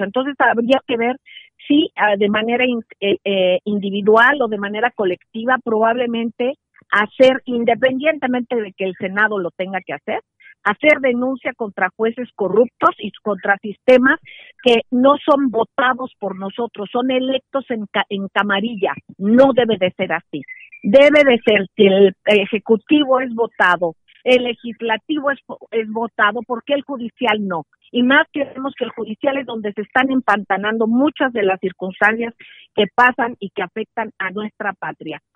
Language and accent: Spanish; Mexico; como mexicanos